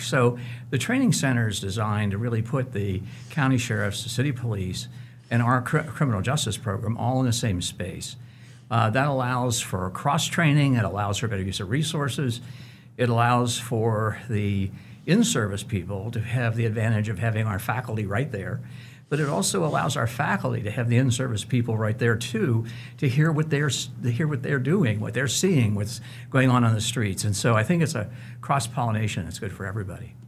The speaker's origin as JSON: {"language": "English", "town": "Cincinnati", "region": "Ohio", "country": "United States", "tie": "born or raised there", "moved": "as an adult", "lives_now": "Wichita, United States", "said": "I grew up in Cincinnati. I was born there, but Wichita is my home"}